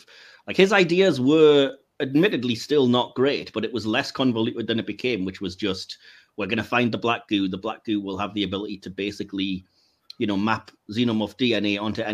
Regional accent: England, United Kingdom; I am English

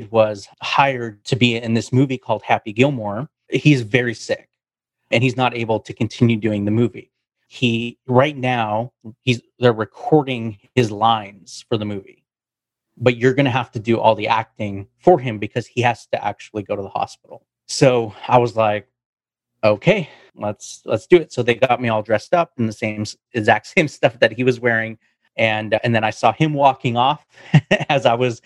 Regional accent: Vancouver, British Columbia, Canada; I'm from Vancouver, Canada.

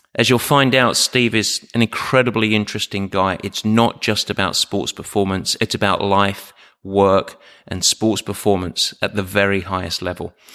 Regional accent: Southend-on-Sea, East of England, United Kingdom; moved away; I was born in South End in Essex.

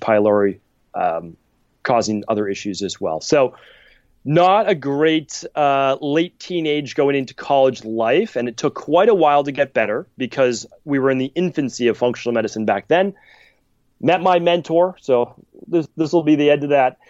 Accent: Medford, Massachusetts, United States; I'm from Medford, Massachusetts

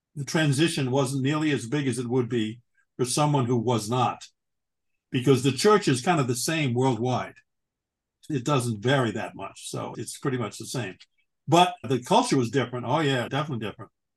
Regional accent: Long Island, New York, United States; moved away as an adult; also born or lived in Greensboro, North Carolina; now in Carlisle, United States; I grew up in Long Island

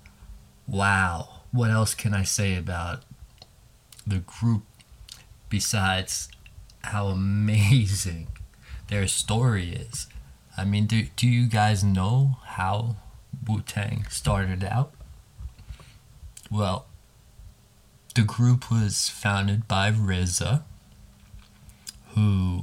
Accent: New York City, New York, United States; here in New York City. As a New Yorker

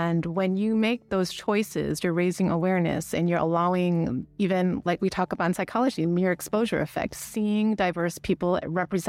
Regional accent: United States; moved away; I'm Asian American, so I grew up Asian in a very Caucasian culture.

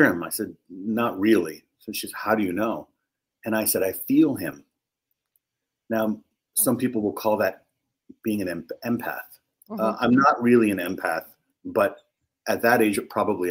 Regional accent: New York City, New York, United States; I was born in Harlem, raised in the Bronx in New York City.

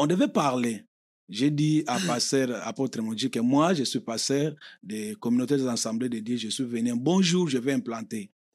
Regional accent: Kinshasa, DR Congo; moved away as an adult; now in United States; je viens du Congo

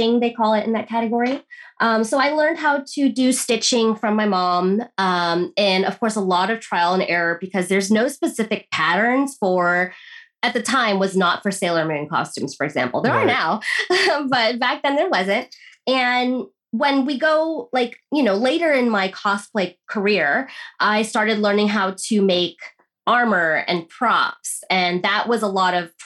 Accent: United States; woman growing up in America

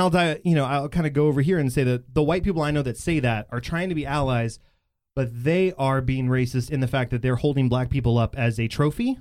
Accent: Bedford, Texas, United States; I grew up in in in Bedford, and I still live there

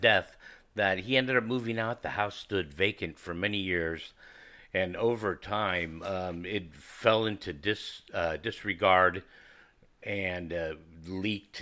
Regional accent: San Bruno, California, United States; I'm from San Fran, uh, actually from San Bruno, California. And, uh, the peninsula is my, um, stomping grounds

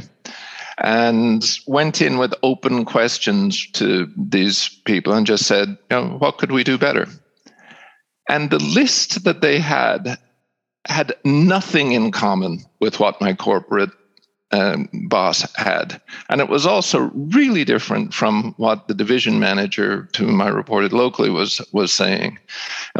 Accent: Seattle, Washington, United States; moved away as an adult; also born or lived in Ireland; When I was 9 years old, they decided to develop their career in the United States. We moved to Seattle. I finished high school

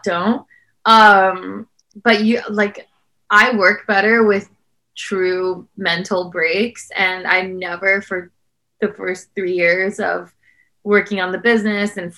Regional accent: South Bend, Indiana, United States; where I grew up in South Bend, Indiana

